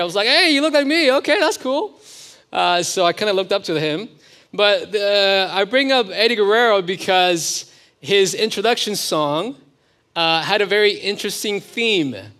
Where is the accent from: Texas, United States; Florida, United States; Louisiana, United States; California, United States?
California, United States; moved away; also born or lived in Oklahoma; I'm originally from California.